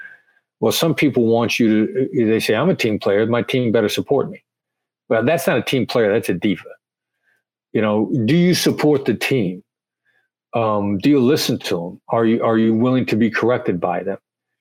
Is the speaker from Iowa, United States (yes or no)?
yes; Iowa, United States; And I sound like I'm from New York, but I'm from Iowa.